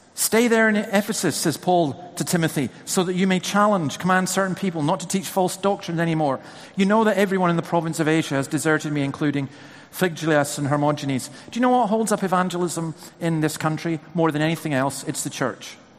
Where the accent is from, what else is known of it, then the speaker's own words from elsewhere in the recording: Scotland, United Kingdom; who's been born and bred in Scotland, lived there virtually all my life